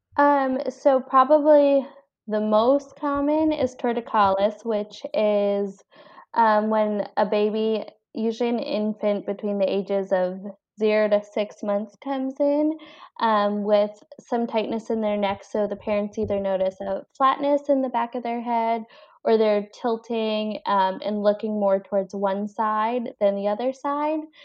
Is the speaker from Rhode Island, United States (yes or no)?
yes; Cranston, Rhode Island, United States; also born or lived in Colombia / Boston, Massachusetts; I was born in Columbia, actually, and I was adopted, and then I was raised in Rhode Island, um, grew up in Cranston